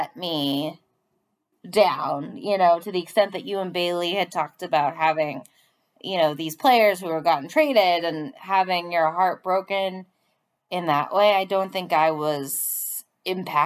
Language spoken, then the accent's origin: English; Boston, Massachusetts, United States; growing up in Boston